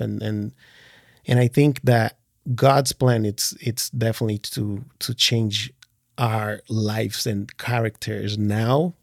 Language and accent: English; Portugal; born or raised there; moved away as an adult; also born or lived in Brazil / France / Switzerland